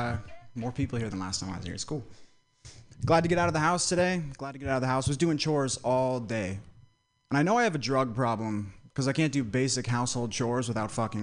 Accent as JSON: {"language": "English", "region": "Vermont", "country": "United States", "said": "I'm from Vermont"}